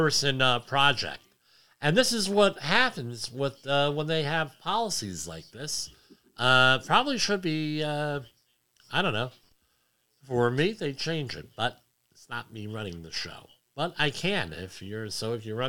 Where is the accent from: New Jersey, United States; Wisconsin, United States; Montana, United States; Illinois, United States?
New Jersey, United States; near Old Bridge; This is from almost my hometown here.